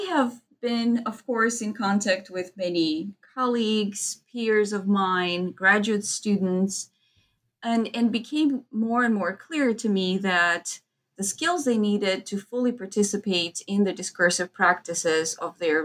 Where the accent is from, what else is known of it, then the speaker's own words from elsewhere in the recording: Moldova; English is a second language; moved away as an adult; I come from Eastern Europe, Moldova